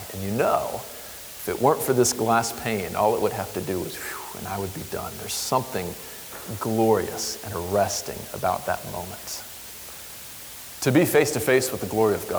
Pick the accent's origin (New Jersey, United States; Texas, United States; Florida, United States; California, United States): Florida, United States; I grew up in Florida in hurricane land